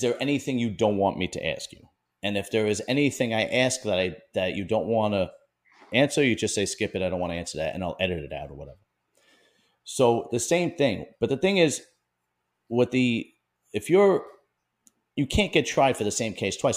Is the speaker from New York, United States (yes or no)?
yes; New York City, New York, United States; I'm from Bensonhurst, Brooklyn, and that was, was at one point an all Italian neighborhood